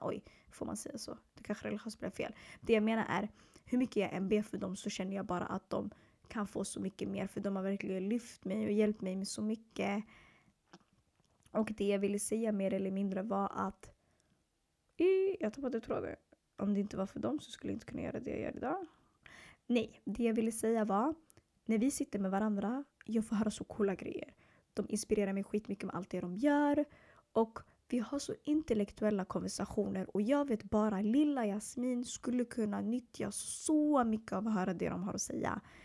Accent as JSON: {"language": "Swedish", "town": "Stockholm", "region": "Stockholm County", "country": "Sweden", "tie": "born or raised there", "also_born_or_lived": "Eritrea (ancestry)", "said": "Jag är född och uppvuxen i södra Stockholm i två förorter som heter Hagsätra och Bredäng"}